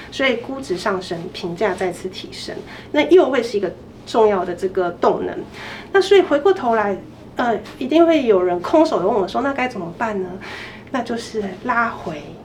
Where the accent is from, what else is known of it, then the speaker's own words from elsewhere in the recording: Taiwan; 我们整个台湾餐饮业